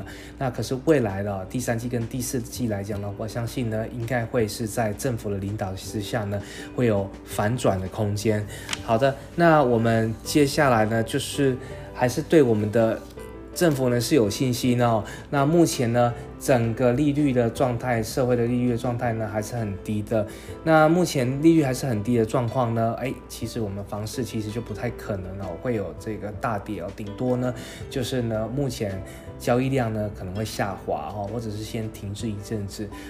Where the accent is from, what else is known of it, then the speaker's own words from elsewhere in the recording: Taiwan; 我们台湾人其实不要太小看我们自己哦